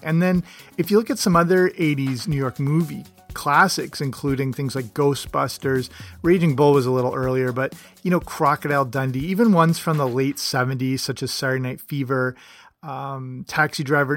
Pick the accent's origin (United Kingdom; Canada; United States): Canada; I'm Canadian